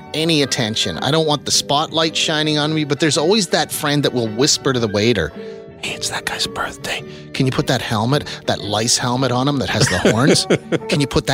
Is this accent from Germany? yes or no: no; Moose Jaw, Saskatchewan, Canada; Friend of mine I grew up with in Moose Jaw